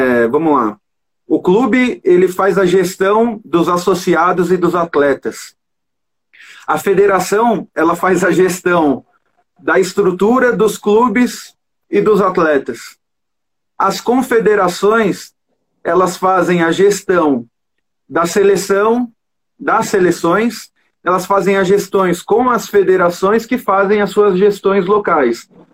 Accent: Brazil; nossa cultura como brasileiro

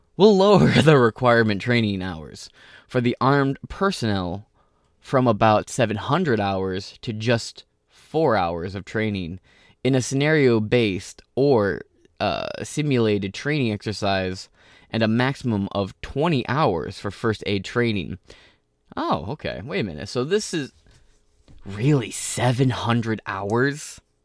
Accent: Michigan, United States; Michigan, right, my home state

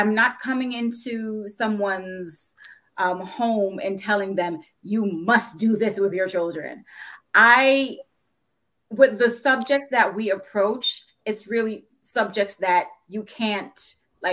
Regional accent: New York City, New York, United States; moved away as an adult; also born or lived in Jamaica; now in Northern Virginia, United States; I grew up in Brooklyn, New York, but where there were plenty of Black people around, but we live in Northern Virginia

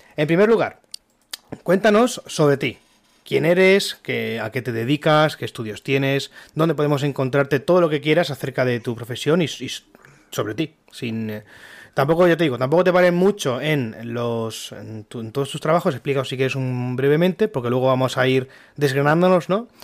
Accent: Alicante, Valencian Community, Spain; somos de, de Alicante

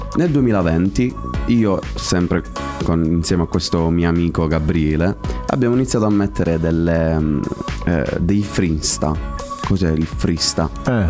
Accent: Stornarella, Apulia, Italy; a Stornarella nel mio paese

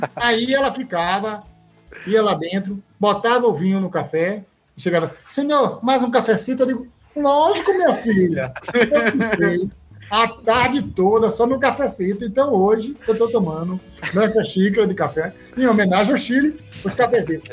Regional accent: Irecê, Bahia, Brazil; eu sou baiano

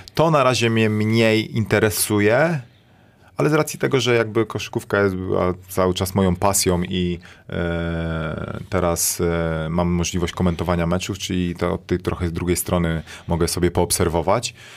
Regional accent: Toruń, Kuyavian-Pomeranian Voivodeship, Poland; moved away; zanim wyjechałem z Torunia

